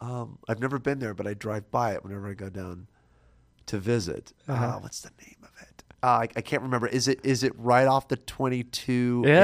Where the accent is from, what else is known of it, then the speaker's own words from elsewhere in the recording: Stanton, California, United States; also born or lived in Garden Grove, California; I grew up in Garden Grove.